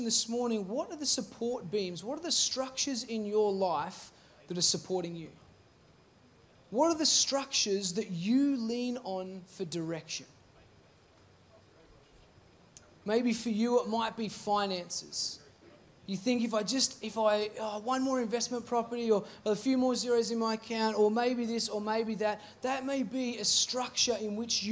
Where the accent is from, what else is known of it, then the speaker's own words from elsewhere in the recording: Seymour, Victoria, Australia; I grew up in Seymour